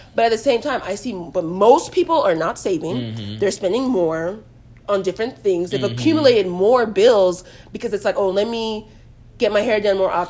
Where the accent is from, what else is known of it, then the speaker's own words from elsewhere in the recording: Nigeria; I'm Nigerian, so you know my parents want me to stay at home until a man comes and marries me